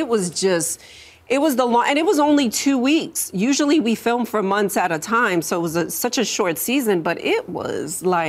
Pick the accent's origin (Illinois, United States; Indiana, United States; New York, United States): New York, United States; moved away; also born or lived in Miami; I grew up in New York